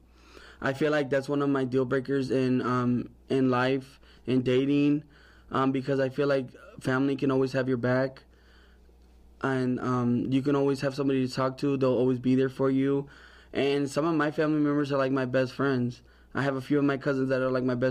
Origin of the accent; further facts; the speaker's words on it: Aurora, Illinois, United States; I'm from Aurora, Illinois